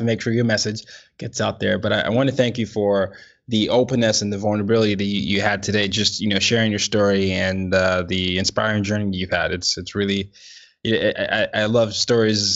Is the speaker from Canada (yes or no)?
no; Nigeria; I'm Nigerian, so we were colonized by United Kingdom